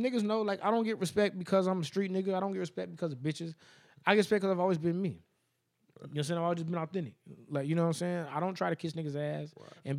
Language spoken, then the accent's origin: English; Las Vegas, Nevada, United States